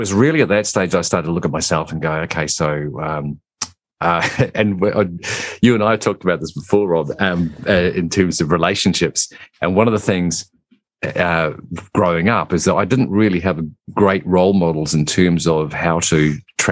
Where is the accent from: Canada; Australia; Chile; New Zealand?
New Zealand; also born or lived in England; So I live in New Zealand, but originally I was born in England. We immigrated here when I was just a small child.